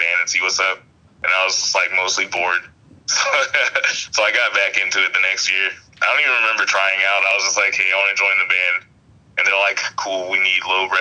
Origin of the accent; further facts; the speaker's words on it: Alabama, United States; also born or lived in Massachusetts; I was born in Massachusetts, raised in Alabama